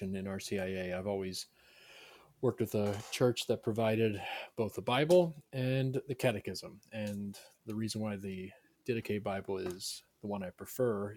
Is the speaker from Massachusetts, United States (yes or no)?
no; Delaware, United States; moved away as an adult; also born or lived in Notre Dame, Indiana / Virginia Tech, Virginia; I grew up in Delaware